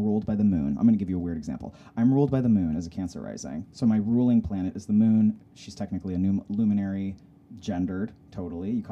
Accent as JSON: {"language": "English", "town": "Salt Lake City", "region": "Utah", "country": "United States", "tie": "born or raised there", "also_born_or_lived": "Humboldt County, California", "said": "I grew up in Salt Lake City, Utah"}